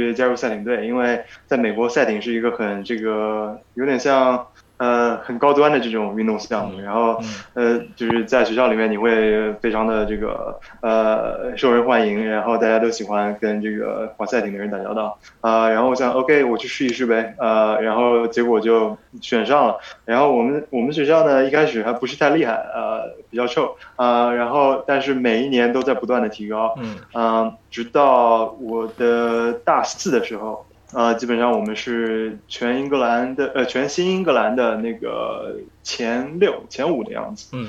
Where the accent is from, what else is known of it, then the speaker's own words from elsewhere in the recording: Nanjing, Jiangsu, China; also born or lived in United States; 我是南京人。